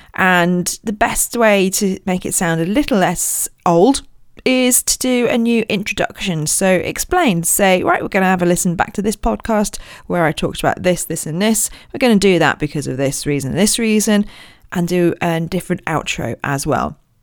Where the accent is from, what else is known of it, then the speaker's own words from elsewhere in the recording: Royal Berkshire, South East England, United Kingdom; I was born in Royal Berkshire